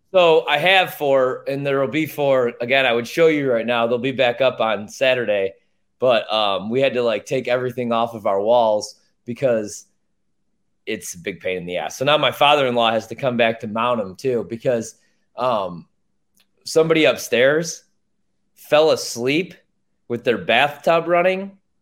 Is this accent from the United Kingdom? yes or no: no; Chicago, Illinois, United States; I grew up in Chicago